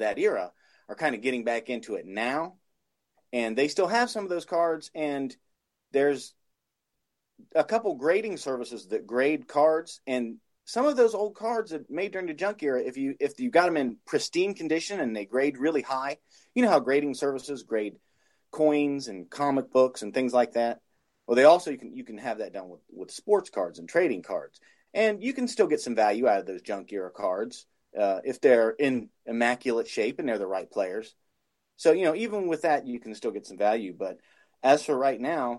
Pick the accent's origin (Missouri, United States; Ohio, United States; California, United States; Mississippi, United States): Ohio, United States; I'm from Ohio